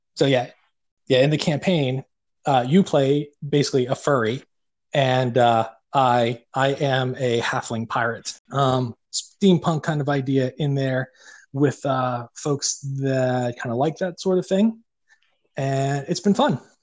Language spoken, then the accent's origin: English; Pittsburgh, Pennsylvania, United States; accent: Yinzer; we're from Pittsburgh